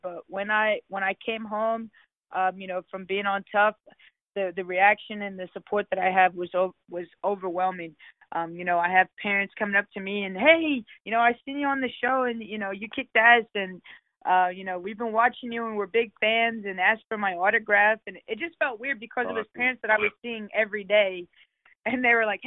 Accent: Baltimore, Maryland, United States; now in Texas, United States; I'm from Maryland. I grew up in Baltimore

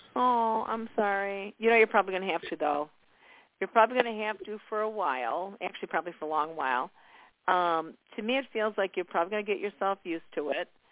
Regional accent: Chicago, Illinois, United States; I was born and raised in Chicago, so I really know the energy of Chicago

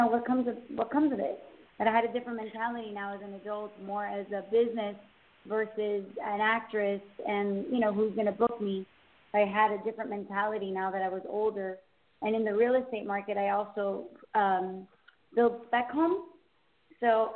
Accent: Miami, Florida, United States; now in Southwest Ranches, United States; I grew up in Miami, but we currently live in a town called Southwest Ranches

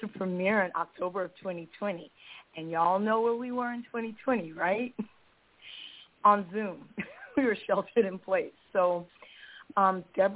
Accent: Los Angeles, California, United States; moved away as an adult; now in Bay Area, United States; I decided to move to the Bay Area from my hometown in Los Angeles. I grew up in Los Angeles

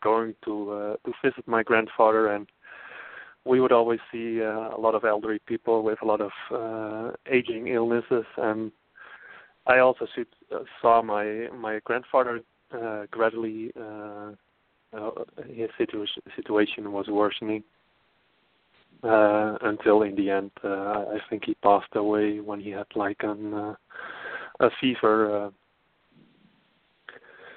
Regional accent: Friesland, Netherlands; moved away as an adult; also born or lived in Amsterdam, Netherlands; now in Portland, United States; I am originally from the Netherlands. I grew up in the northern part of the Netherlands, the Frisian part.

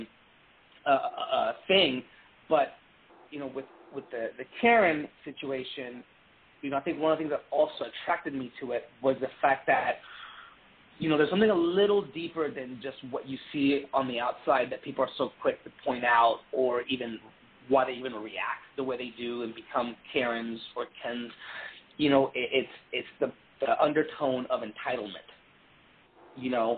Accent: Texas, United States; also born or lived in Puerto Rico; I grew up in the South, I grew up in Texas

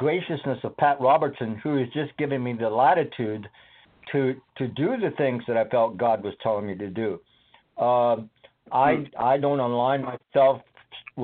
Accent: Scotland, United Kingdom; now in United States; I was born and raised in Scotland.

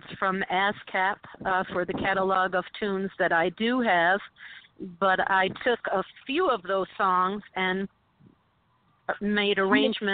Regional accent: Utica, New York, United States; born or raised there; moved away as an adult; now in New York City, United States

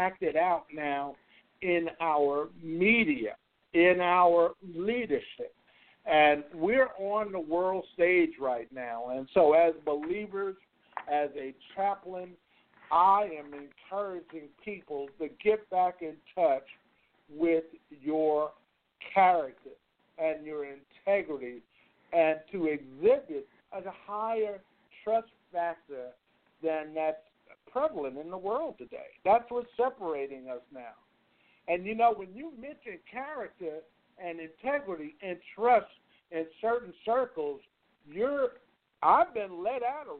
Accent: New York, United States; now in Nashville, United States; I grew up in New York

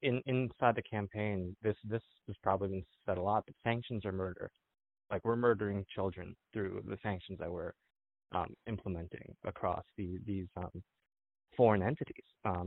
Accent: United States; John and I are both Korean Americans.

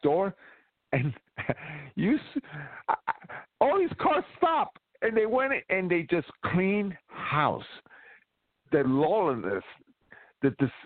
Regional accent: New York City, New York, United States; my hometown

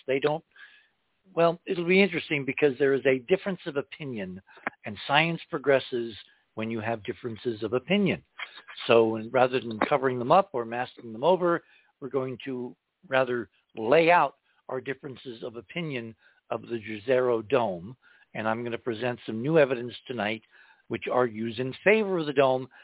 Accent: Indiana, United States; when I was a kid growing up in Indiana

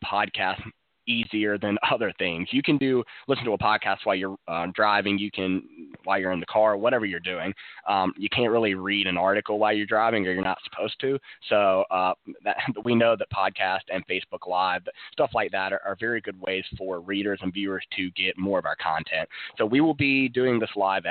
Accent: Winston-Salem, North Carolina, United States; I grew up in Winston-Salem

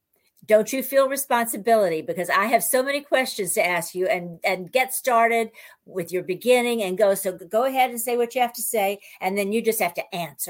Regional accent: the South, United States; because I'm from the South, a little town like you

